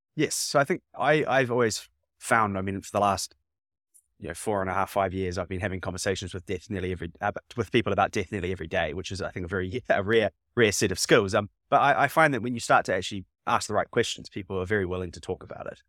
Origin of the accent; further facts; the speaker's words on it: New Zealand; now in United Kingdom; I'm from New Zealand